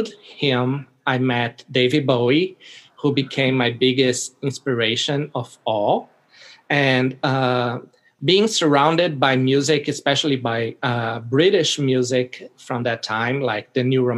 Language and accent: English; Brazil; I was born in Brazil